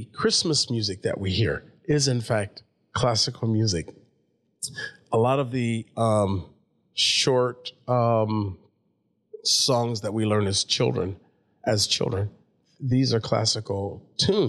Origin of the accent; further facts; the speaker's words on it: Davenport, Iowa, United States; moved away; also born or lived in Europe; my life growing up in Davenport, then over to Europe, then all around the globe